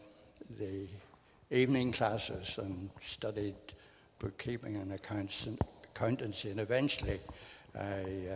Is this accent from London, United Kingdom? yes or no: no; Belfast, Northern Ireland, United Kingdom; I was born in Belfast